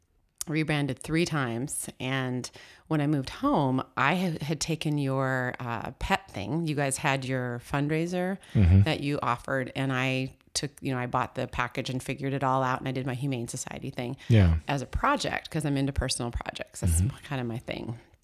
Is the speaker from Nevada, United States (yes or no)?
no; Seattle, Washington, United States; now in Vancouver, United States; I'm from the Northwest, born and raised in Seattle.